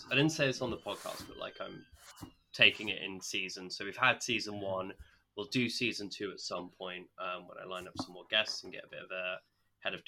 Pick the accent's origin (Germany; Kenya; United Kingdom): United Kingdom; Essex, East of England; moved away as an adult; also born or lived in Chester / Grantham, Lincolnshire; now in London, United Kingdom; I grew up in Essex.